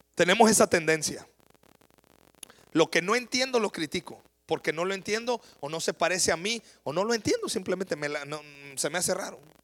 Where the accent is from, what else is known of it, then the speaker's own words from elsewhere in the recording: Mexico; Yo me crié en la Noria.